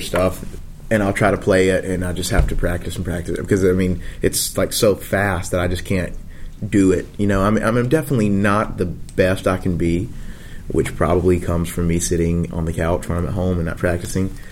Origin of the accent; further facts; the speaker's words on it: the South, United States; we were from the South